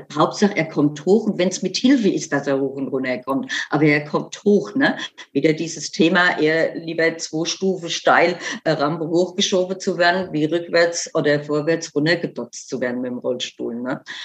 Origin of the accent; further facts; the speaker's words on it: Germany; bei uns in Deutschland